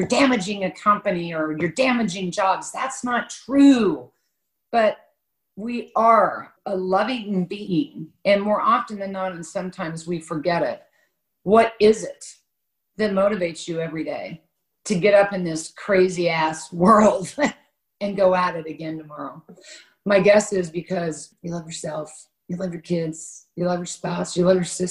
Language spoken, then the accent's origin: English; Kansas, United States; I was born and raised in Kansas by a Republican father